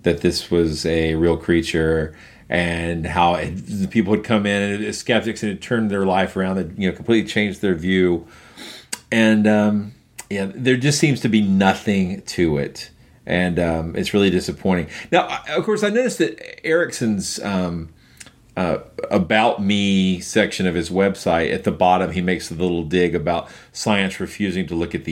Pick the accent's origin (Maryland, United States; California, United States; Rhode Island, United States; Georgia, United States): Georgia, United States; right here from my home state of Georgia